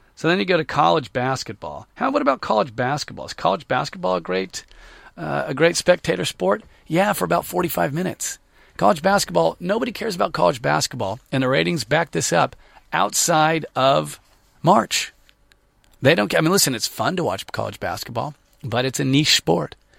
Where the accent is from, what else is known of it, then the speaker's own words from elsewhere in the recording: Sacramento, California, United States; I grew up in Sacramento